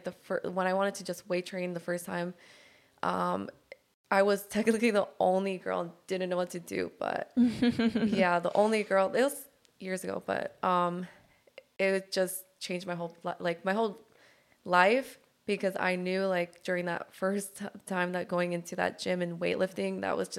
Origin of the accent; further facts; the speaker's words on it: Downey, California, United States; now in Long Beach, United States; I am from Downey, but currently in Long Beach.